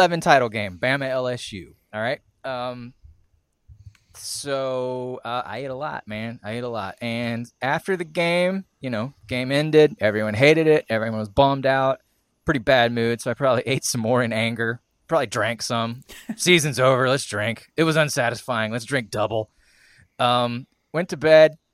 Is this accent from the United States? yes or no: no; Scotland, United Kingdom; I'm Scottish